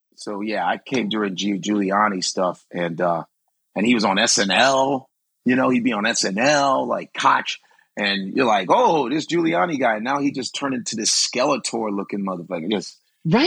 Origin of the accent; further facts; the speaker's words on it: Chicago, Illinois, United States; now in New York, United States; are from Chicago, most segregated city in the country